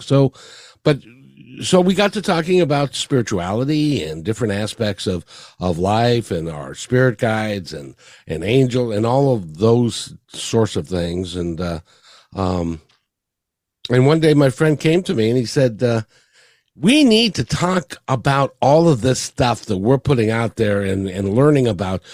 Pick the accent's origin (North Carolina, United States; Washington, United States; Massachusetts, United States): Washington, United States; Seattle; born or raised there; also born or lived in Kirkland, Washington; now in Kent, United States